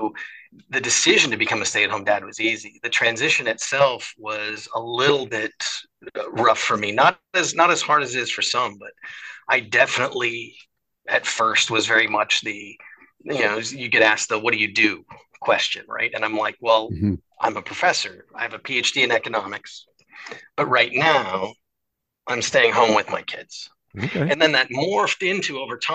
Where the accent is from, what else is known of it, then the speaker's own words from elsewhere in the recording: Seattle, Washington, United States; moved away as an adult; also born or lived in Michigan / Ohio / St. Louis, Missouri; now in Connecticut, United States; I grew up in Seattle